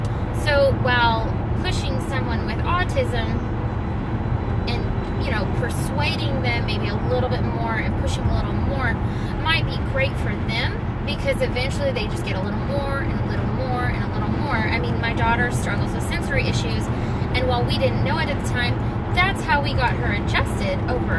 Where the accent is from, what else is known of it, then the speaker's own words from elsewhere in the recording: West Coast, United States; I come from the West Coast, and I know, I lived in San Diego.